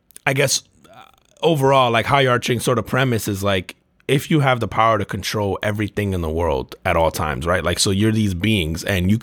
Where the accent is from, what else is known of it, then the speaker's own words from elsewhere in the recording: Elizabeth, New Jersey, United States; my hometown, Elizabeth.